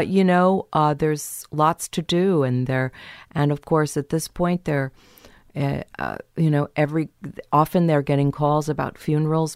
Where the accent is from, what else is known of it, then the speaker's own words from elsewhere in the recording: San Diego, California, United States; also born or lived in Kansas; I was born in Kansas, and then we moved to San Diego